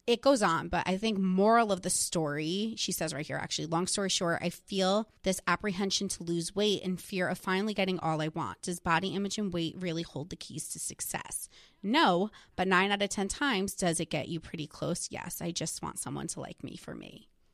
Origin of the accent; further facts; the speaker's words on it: New Jersey, United States; I was from New Jersey